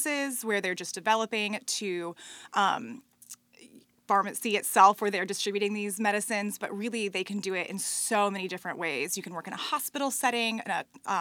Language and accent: English; Raleigh, North Carolina, United States; I grew up in Raleigh